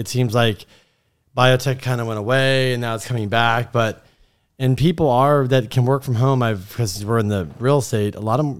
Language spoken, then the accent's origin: English; Miami, Florida, United States; now in Southern California, United States; Miami originally.